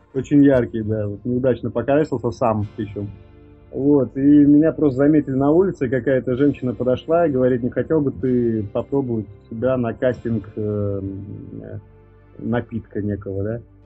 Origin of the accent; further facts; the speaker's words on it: Jūrmala, Latvia; moved away as an adult; now in Moscow, Russia; у меня на родине, в Латвии